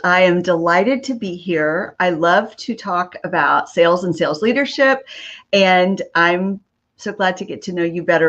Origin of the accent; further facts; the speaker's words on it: Texas, United States; born there; That's correct. I have lived in several different states, but I was born in Texas. And 4 years ago, my family moved back for a professional opportunity, actually, that my husband had.